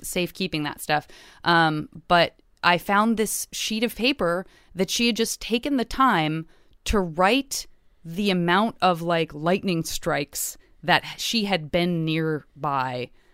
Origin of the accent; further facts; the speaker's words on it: Arizona, United States; I grew up in Arizona